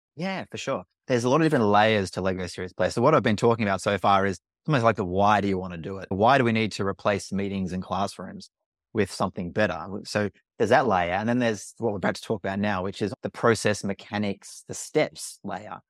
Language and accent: English; Australia; accent: Australian; I'm Australian, you can probably tell from my accent